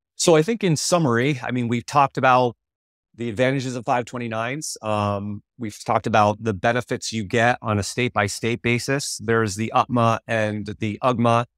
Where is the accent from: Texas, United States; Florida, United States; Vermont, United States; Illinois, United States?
Vermont, United States; moved away as an adult; also born or lived in Connecticut; I was a kid from Vermont that came down to run, to run for UConn